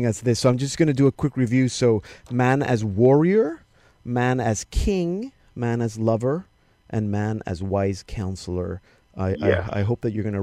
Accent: Panama; I remember growing up in Panama

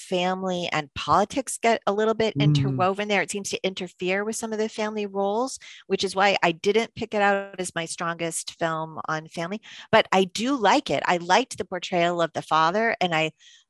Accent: Massachusetts, United States; since I grew up in Massachusetts

